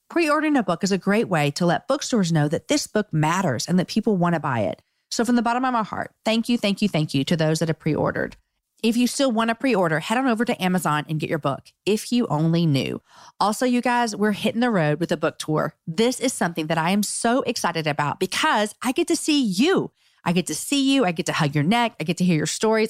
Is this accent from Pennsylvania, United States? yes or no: no; Austin, Texas, United States; my hometown of Austin